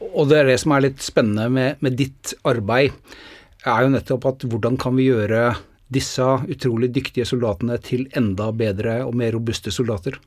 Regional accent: Norway; Det er jo ikke det at vi er født i Norge

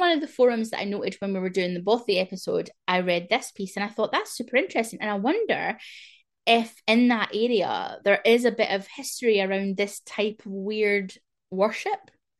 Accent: West End, Scotland, United Kingdom; I grew up in West End, next to State Hospital Carstairs, which is near Carluke, and I think the land was forested, Forest of Carnwath.

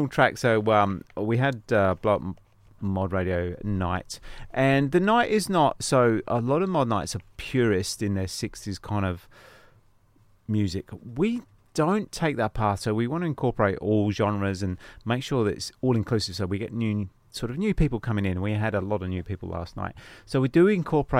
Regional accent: Northampton, East Midlands, United Kingdom; From my hometown in Northampton

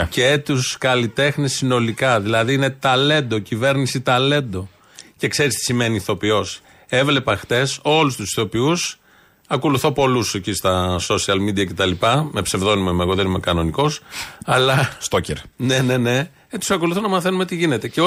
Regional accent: Ilioupoli, Attica, Greece; Και εγώ που γεννήθηκα και μένω στην Ηλιούπολη ναι. τα τελευταία 32 χρόνια.

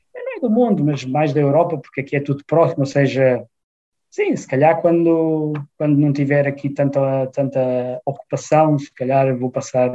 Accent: Portugal; moved away as an adult; also born or lived in Braga; now in Frankfurt, Germany; eu venho de Portugal

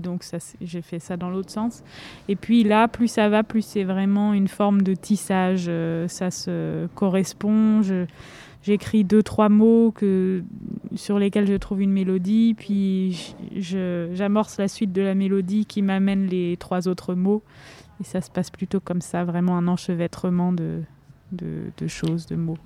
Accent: Nancy, Grand Est, France; also born or lived in Vosges; je suis née à Nancy

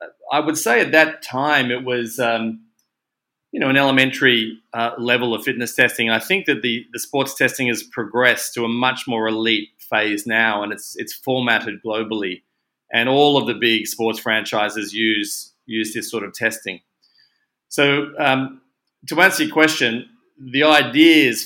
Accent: Australia; accent: Aussie; moved away as an adult; also born or lived in Sydney / Hong Kong; You can probably hear from my accent that I am in fact an Aussie

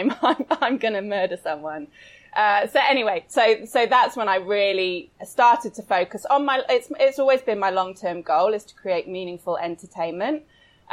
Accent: United Kingdom; I'm British. So satire is basically in my blood

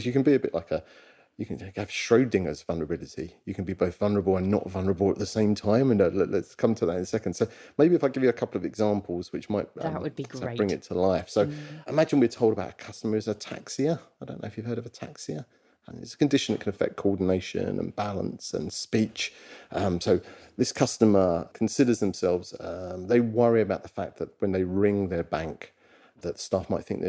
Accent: London, United Kingdom; I'm from Walthamstow, London

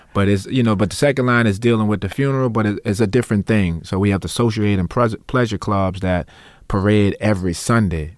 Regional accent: New Orleans, Louisiana, United States; accent: New Orleans; we, we grew up improvising in New Orleans, so And when I got to, to the Noka school, um, it was very strange for me that people would plan other people's solo, 'cause that, that's not what we did in Treme.

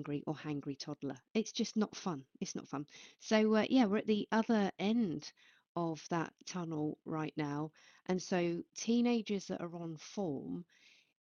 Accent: Basingstoke, South East England, United Kingdom; where I grew up in Basingstoke

